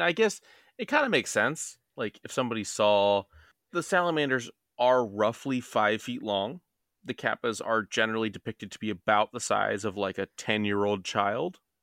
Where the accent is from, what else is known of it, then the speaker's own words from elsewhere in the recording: Maryland, United States; we're from Maryland